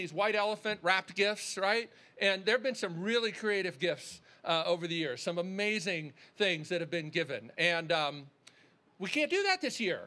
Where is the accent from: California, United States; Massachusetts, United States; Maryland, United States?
Maryland, United States; Baltimore; we grew up in Baltimore